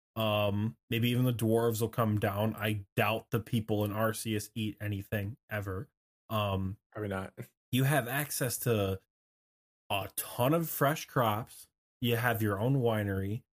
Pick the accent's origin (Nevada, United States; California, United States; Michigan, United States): Michigan, United States; in my home state in Michigan